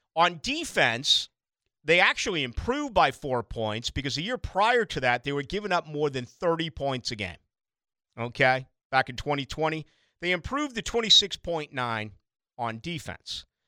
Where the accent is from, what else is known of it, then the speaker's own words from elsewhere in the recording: Boston, Massachusetts, United States; now in Jacksonville, United States; I'm from Boston